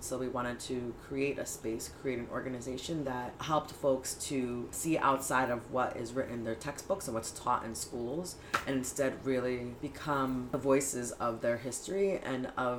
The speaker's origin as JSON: {"language": "English", "town": "New York City", "region": "New York", "country": "United States", "tie": "born or raised there", "first_language": "Spanish", "second_language": "English", "said": "I was born and raised in Queens. After college, I moved back home to Queens and spent a significant part of my life in Washington Heights, Inwood area."}